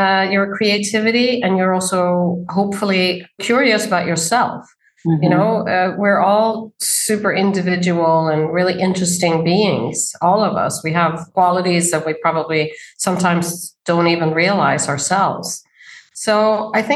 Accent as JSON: {"language": "English", "country": "Sweden", "tie": "born or raised there", "moved": "as an adult", "lives_now": "New York City, United States", "said": "I grew up in Sweden as a daughter of two very artistic people"}